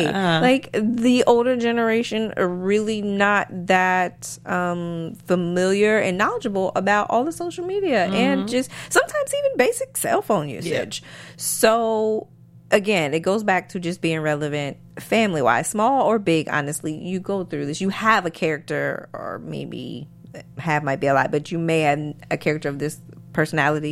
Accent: North Carolina, United States; also born or lived in Maryland; now in Los Angeles, United States; I'm originally from Maryland, but I grew up in a smaller town in North Carolina

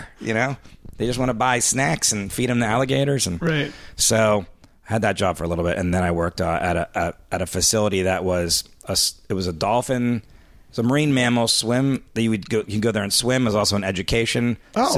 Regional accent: Miami, Florida, United States; moved away as an adult; also born or lived in Central New York; I'm from Miami originally

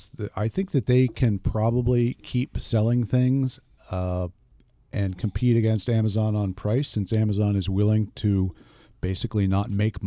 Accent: Pennsylvania, United States; I grew up in Philadelphia.

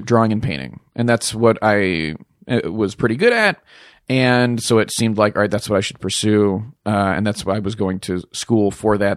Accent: Pittsburgh, Pennsylvania, United States; moved away; I grew up in the northern suburbs of Pittsburgh, Pennsylvania.

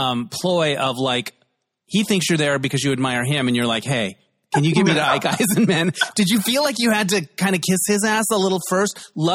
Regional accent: Holbrook, Arizona, United States; I grew up in Holbrook, Arizona.

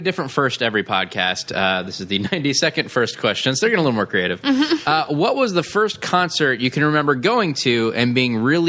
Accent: Davis, California, United States; Davis, I grew up in.

